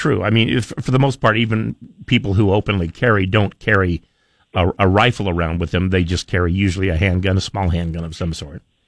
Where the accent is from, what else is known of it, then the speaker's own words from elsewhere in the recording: Idaho, United States; I grew up in Idaho